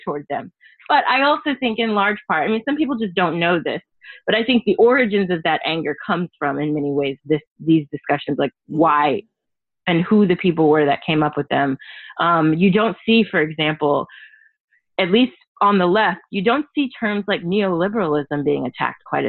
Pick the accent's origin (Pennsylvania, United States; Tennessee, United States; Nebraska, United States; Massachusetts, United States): Tennessee, United States; I am a Southerner. I'm from Tennessee